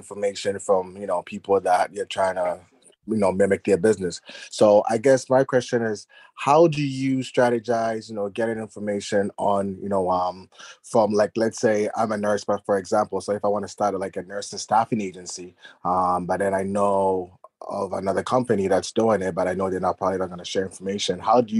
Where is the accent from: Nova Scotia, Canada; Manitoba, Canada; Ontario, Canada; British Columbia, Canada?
Ontario, Canada; Toronto; I'm Canadian. I'm Toronto, Canada. So shout out to all the other Canadians here.